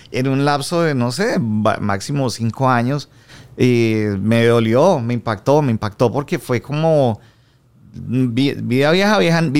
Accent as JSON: {"language": "Spanish", "country": "Colombia", "moved": "yes", "lives_now": "Miami, United States", "said": "a los dos nos pasó lo mismo. Emigramos de Colombia como al mismo tiempo. Nos tocó todo ese proceso de adaptación a Miami desde Colombia, con nexos muy fuertes a Colombia también."}